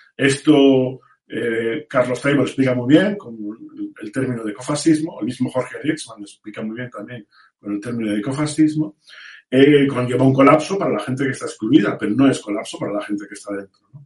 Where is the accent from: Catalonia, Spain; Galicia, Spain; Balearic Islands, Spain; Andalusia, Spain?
Galicia, Spain; Vigo; moved away; yo como gallego de nacimiento y, habiendo estudiado allí, en el Santa Irene y en el Colla